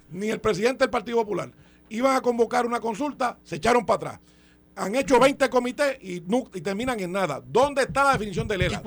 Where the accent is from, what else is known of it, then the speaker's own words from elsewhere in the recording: Puerto Rico; somos el territorio americano que mayores impuestos paga